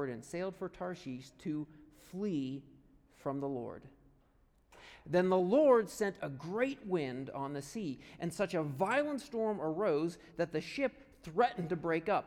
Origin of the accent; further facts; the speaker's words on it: right outside of Punxsutawney, Pennsylvania, United States; moved away; I grew up right outside of Punxsutawney, Pennsylvania